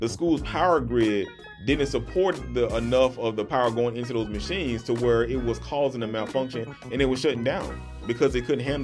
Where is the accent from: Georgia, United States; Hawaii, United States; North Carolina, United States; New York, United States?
Georgia, United States; This is my home state